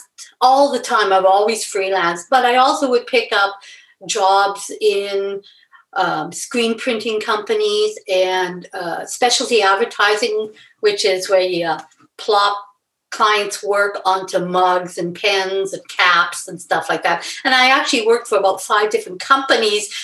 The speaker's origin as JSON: {"language": "English", "town": "Edmonton", "region": "Alberta", "country": "Canada", "tie": "born or raised there", "said": "I grew up in Edmonton"}